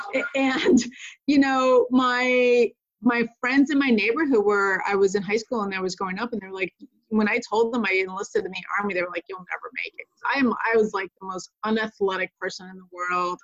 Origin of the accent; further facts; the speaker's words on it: Connecticut, United States; moved away as an adult; also born or lived in Puerto Rico; now in Pacific Northwest, United States; I'm originally from Puerto Rico and grew up in Connecticut